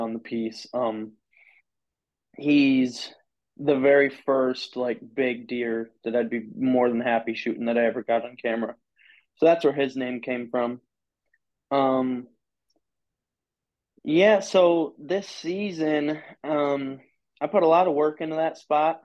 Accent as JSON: {"language": "English", "region": "Michigan", "country": "United States", "said": "I'm from Michigan."}